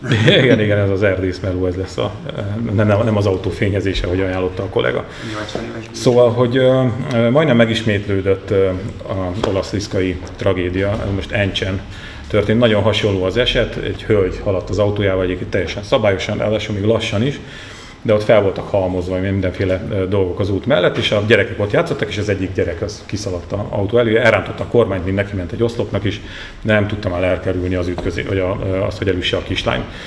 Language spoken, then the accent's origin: Hungarian; Sátoraljaújhely, Borsod-Abaúj-Zemplén, Hungary; now in Budapest, Hungary; otthon sátorai, ugye az én hőn szeretett szülővárosomban